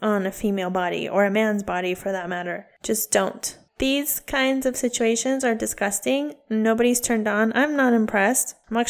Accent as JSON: {"language": "English", "region": "California", "country": "United States", "said": "We are from California."}